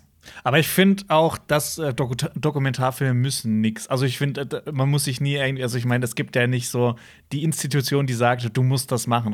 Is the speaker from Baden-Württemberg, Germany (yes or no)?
yes; Hausach, Baden-Württemberg, Germany; bei uns in Hausach